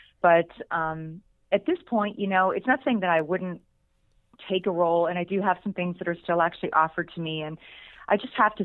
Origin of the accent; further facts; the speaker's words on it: Pittsburgh, Pennsylvania, United States; moved away; I'm still just this little girl from outside of Pittsburgh, Pennsylvania in my mind. but that's where I'm from